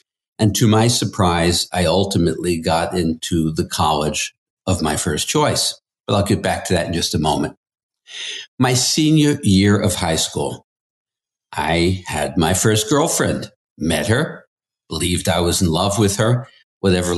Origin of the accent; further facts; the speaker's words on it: New York City, New York, United States; I grew up in Queens in the 1950s.